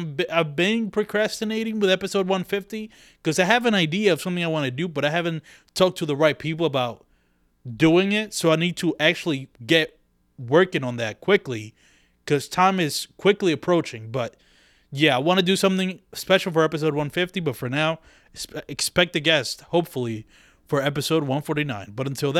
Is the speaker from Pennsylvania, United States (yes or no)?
yes; Philadelphia, Pennsylvania, United States; but fuck it, I'm from Philly, let me play some Philly shit for you